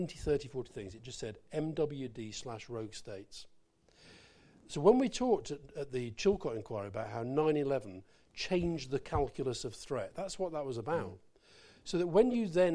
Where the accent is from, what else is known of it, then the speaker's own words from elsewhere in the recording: Scotland, United Kingdom; I'm very British, right? But I'm British then Scottish.